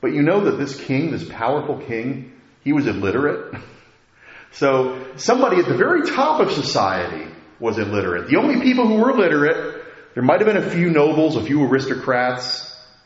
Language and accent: English; United States; as Americans